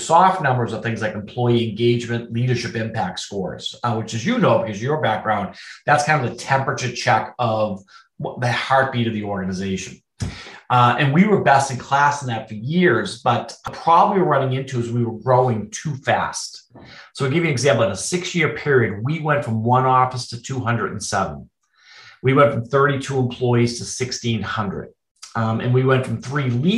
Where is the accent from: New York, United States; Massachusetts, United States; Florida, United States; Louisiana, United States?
Massachusetts, United States; Boston; moved away; I'm from Boston originally